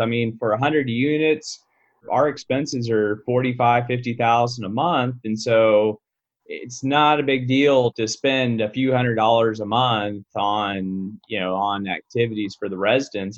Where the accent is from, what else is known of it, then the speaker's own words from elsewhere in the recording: Fort Worth, Texas, United States; I'm from Fort Worth, Texas